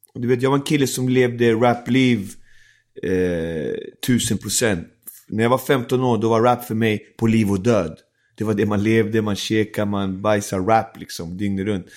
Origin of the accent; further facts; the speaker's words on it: Alby, Stockholm County, Sweden; also born or lived in Isla Margarita, Venezuela; växte jag upp i Alby där mm. många andra barn hade samma situation.